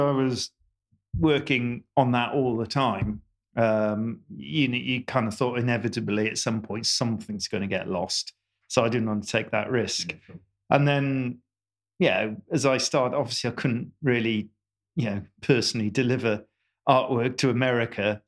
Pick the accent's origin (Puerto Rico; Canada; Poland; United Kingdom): United Kingdom; I'm born and bred in Britain